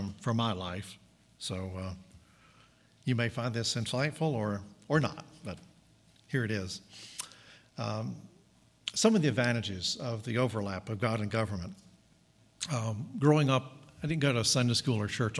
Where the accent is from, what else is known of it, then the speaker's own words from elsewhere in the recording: Southern United States, United States; I was an American, and a Southern American at that.